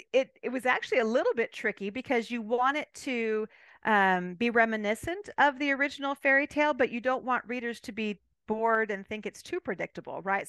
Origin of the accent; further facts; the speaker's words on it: California, United States; moved away as an adult; now in Abilene, United States; I'm originally from California